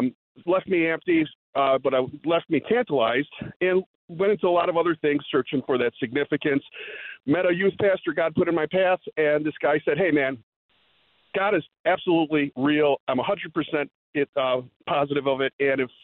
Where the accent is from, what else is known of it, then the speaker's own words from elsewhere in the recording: Wheeling, Illinois, United States; those seeds that have been planted growing up in Wheeling, Illinois, hearing the gospel here and there